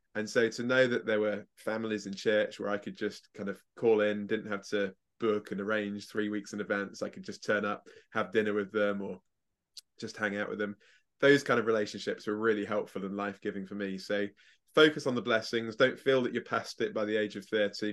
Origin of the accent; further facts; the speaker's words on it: England, United Kingdom; I'm English